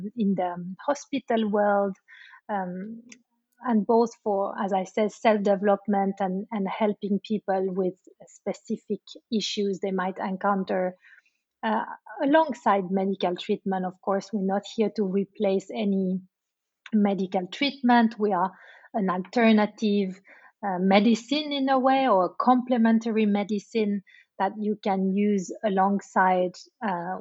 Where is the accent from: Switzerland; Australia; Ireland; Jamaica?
Switzerland; moved away as an adult; now in London, United Kingdom; I'm originally from Switzerland, and I live in London-based since 10 years.